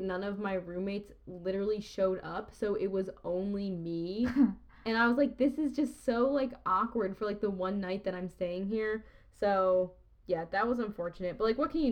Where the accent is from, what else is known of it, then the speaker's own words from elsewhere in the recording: Northeast, United States; we're from the Northeast, like, we have dealt with a lot of snow